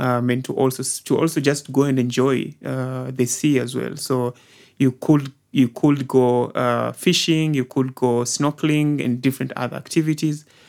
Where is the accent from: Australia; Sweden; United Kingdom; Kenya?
Kenya; Kwale, Kwale County; moved away as an adult; also born or lived in Lamu; now in Nairobi, Kenya; I was born, uh, in the coastal province, the coastal region, uh, specifically a place called Kwale